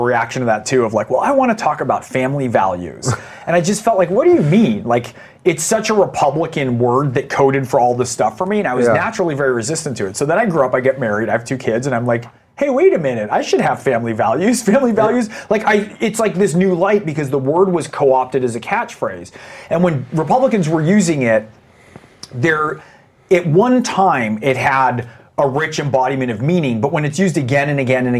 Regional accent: Saratoga, California, United States; I remember growing up in the Reagan era, family of, like, you know, we were the only Jews in Saratoga and Silicon Valley in my neighborhood at the time

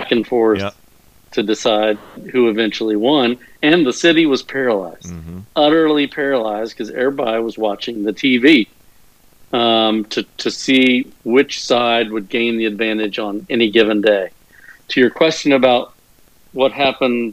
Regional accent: Texas, United States; I'm an Irish Texan.

